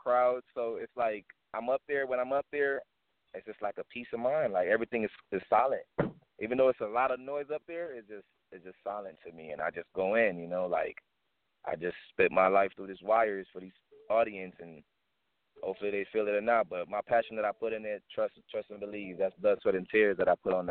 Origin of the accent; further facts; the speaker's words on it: Kingston, Jamaica; also born or lived in South Central Los Angeles; now in Las Vegas, United States; when I came from Kingston, Jamaica, I was brought to South Central LA, and then the family decided to move to Las Vegas